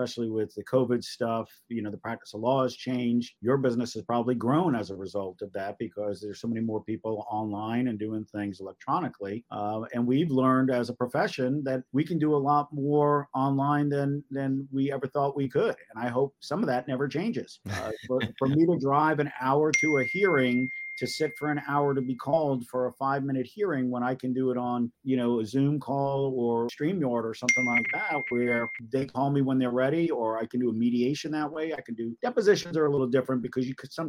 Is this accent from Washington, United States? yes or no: no; Great Neck, New York, United States; now in Charleston, United States; I'm originally from Great Neck, Long Island